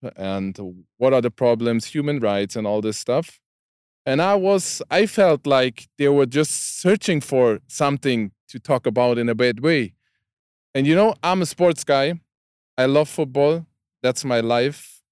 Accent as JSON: {"language": "English", "town": "Karlsruhe", "region": "Baden-Württemberg", "country": "Germany", "tie": "born or raised there", "second_language": "English", "said": "I, I'm from Karlsruhe, that city"}